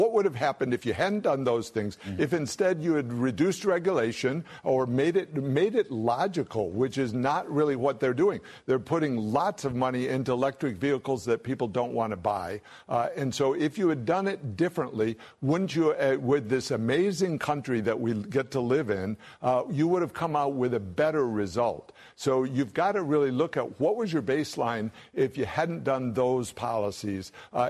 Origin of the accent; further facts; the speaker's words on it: Michigan, United States; It's what, I'm from Michigan, so this is what you see going on.